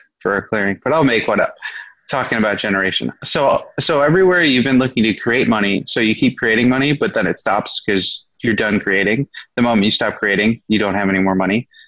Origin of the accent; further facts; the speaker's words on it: Midwest, United States; growing up in the Midwest, it was a struggle to create money